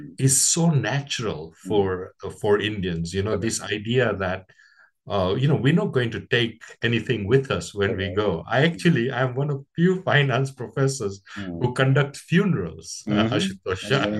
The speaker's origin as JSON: {"language": "English", "country": "Kenya", "tie": "born or raised there", "said": "I was born in East Africa in 1961, just on the cusp of Kenya's independence"}